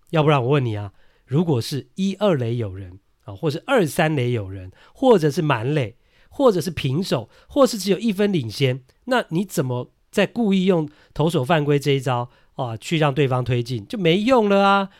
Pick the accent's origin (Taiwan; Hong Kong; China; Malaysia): Taiwan; 我们台湾人受日文的影响呢，都会讲 balk 啦